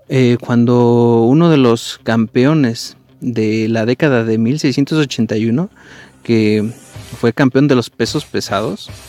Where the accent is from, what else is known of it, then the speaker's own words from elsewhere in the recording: Mexico; de, hecho nosotros como mexicanos pues nos llena de orgullo